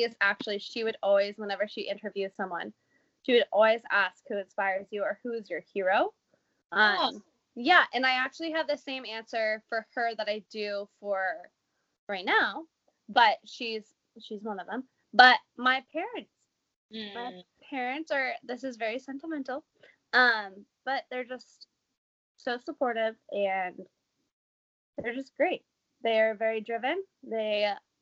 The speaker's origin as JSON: {"language": "English", "town": "Portland", "region": "Oregon", "country": "United States", "tie": "born or raised there", "said": "I grew up in Portland"}